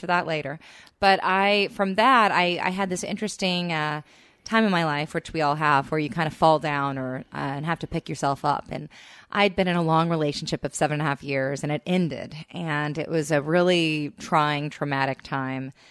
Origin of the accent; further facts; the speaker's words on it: Texas, United States; now in Los Angeles, United States; I'm from Texas